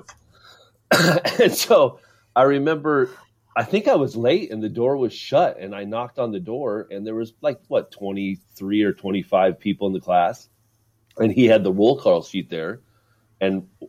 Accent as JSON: {"language": "English", "town": "Le Mars", "region": "Iowa", "country": "United States", "tie": "born or raised there", "moved": "yes", "said": "I'm from a small town called Lamars, Iowa"}